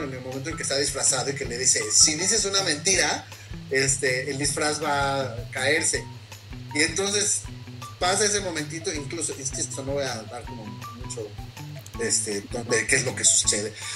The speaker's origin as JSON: {"language": "Spanish", "country": "Mexico", "said": "nosotros como mexicanos"}